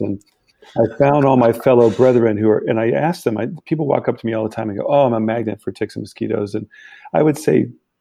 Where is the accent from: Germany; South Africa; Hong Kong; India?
Germany; also born or lived in Canada; now in United States; my background, I grew up in Germany. So I lived there many years